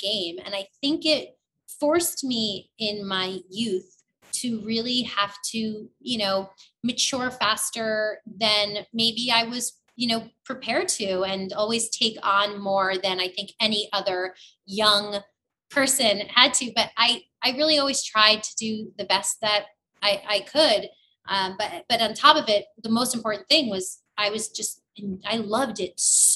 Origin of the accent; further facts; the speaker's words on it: New York City, New York, United States; moved away; also born or lived in New Jersey; I grew up in the Bronx.